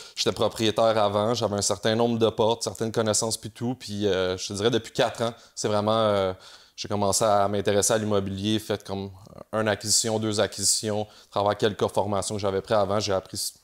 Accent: Montreal, Quebec, Canada; je viens de Montréal.

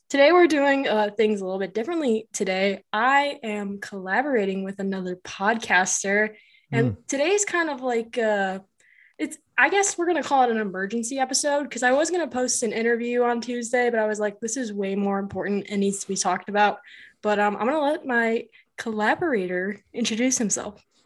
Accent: Chicago, Illinois, United States; I'm from Chicago

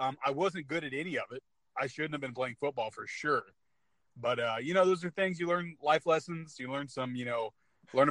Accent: California, United States; moved away; I'm from California originally

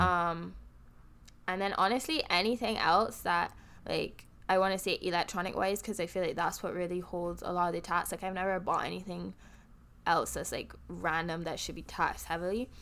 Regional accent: Barbados; accent: Bajan; now in United States

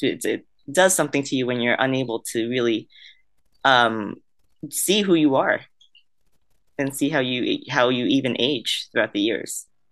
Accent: Vietnam; moved away; I was born in Vietnam

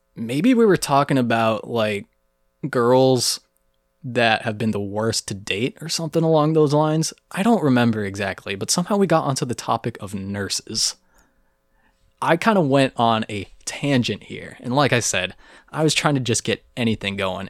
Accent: Texas, United States; moved away; I was from Texas

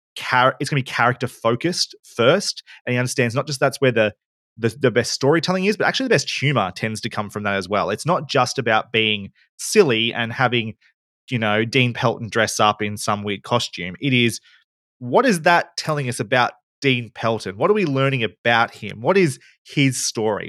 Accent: Bendigo, Victoria, Australia; moved away as an adult; also born or lived in Melbourne; I come from Bendigo. I had to move to Melbourne to study

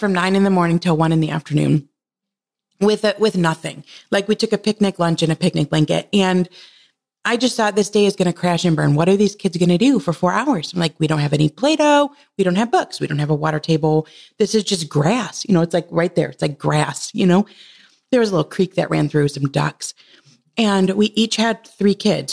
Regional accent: Michigan, United States; We're from Michigan.

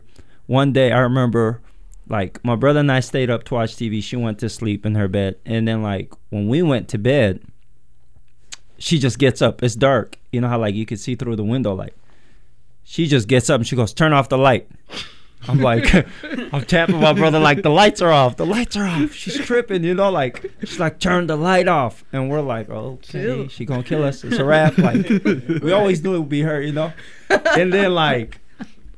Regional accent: Yemen; now in Portland, United States; growing up in Yemen

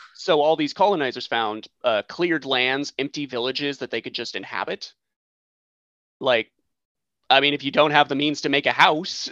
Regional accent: United States

